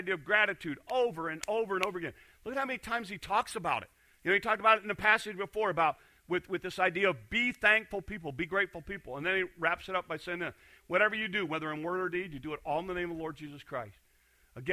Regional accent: Hornick, Iowa, United States; I'm from Hornick.

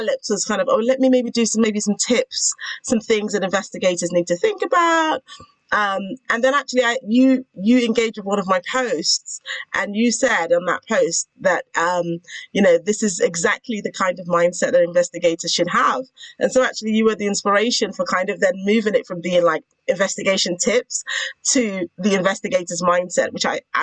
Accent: United Kingdom; I am a lawyer, a British lawyer. So I don't use the term attorney. I'm a British lawyer

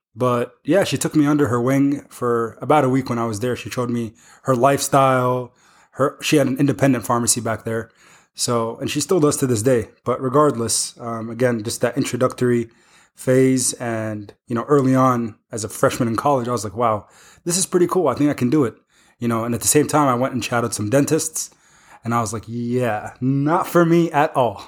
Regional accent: Iowa City, Iowa, United States; I grew up in the Iowa City area

